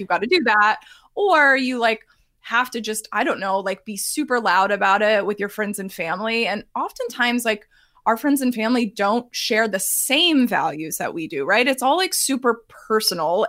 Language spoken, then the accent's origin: English; Texas, United States; I'm from Texas